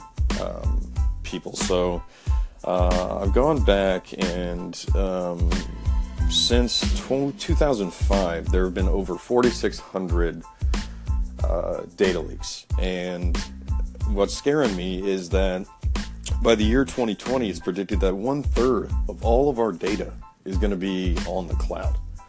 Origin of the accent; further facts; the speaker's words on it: Bloomington, Indiana, United States; It was in Bloomington, Indiana, my hometown